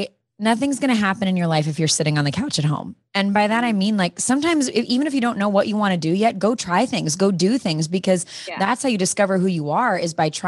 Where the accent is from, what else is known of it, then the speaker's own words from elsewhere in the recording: Chicago, Illinois, United States; moved away as an adult; also born or lived in Missouri; I went to college in Missouri, but I'm from Chicago.